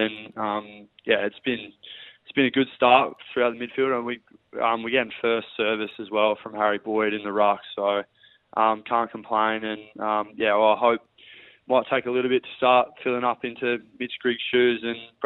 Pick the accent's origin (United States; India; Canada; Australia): Australia; Cummins, South Australia; moved away; I grew up back there in Cummins, which is only 40 minutes away from Port Lincoln.